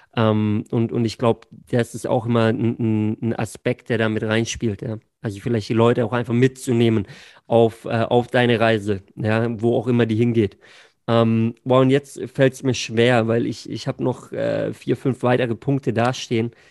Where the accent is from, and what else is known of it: Singen, Baden-Württemberg, Germany; born or raised there